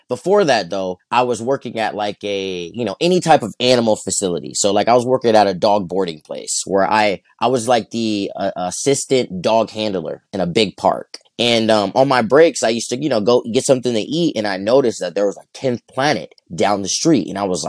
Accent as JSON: {"language": "English", "town": "Flint", "region": "Michigan", "country": "United States", "tie": "born or raised there", "also_born_or_lived": "Culver City, California", "moved": "yes", "lives_now": "Torrance, United States"}